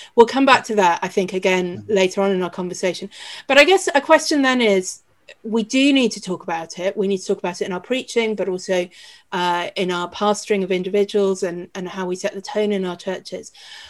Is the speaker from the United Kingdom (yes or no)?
yes; United Kingdom; as white British people, clearly there is a lot in our history to look back on and feel ashamed of.